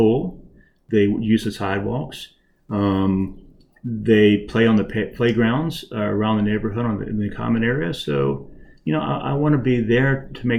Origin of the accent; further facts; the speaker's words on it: Lubbock, Texas, United States; moved away as an adult; also born or lived in Memphis, Tennessee / Nashville, Tennessee; now in Rockville, United States; I grew up in Tennessee, Texas, Lubbock, Texas